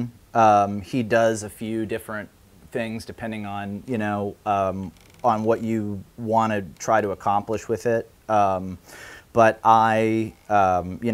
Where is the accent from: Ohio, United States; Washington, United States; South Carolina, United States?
Ohio, United States; my hometown in Ohio